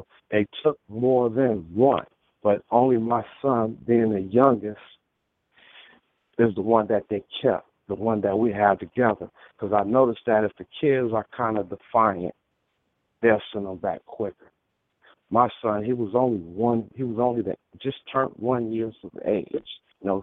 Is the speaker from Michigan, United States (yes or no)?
yes; Michigan, United States; moved away; also born or lived in California; I'm originally from Michigan. I end up moving back home.